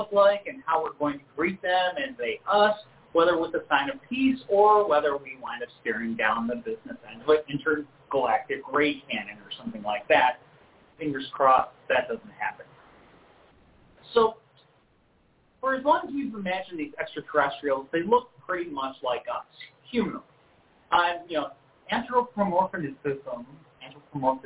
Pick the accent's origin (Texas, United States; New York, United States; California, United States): New York, United States; Rochester; the University of Rochester, my hometown.